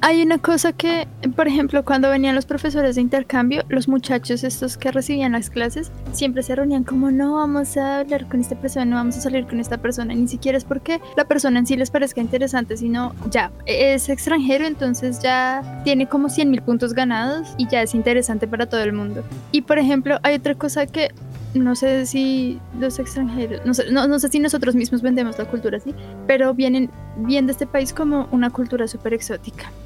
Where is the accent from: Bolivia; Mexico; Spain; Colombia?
Colombia; me dijo de dónde vienes y le dije de Colombia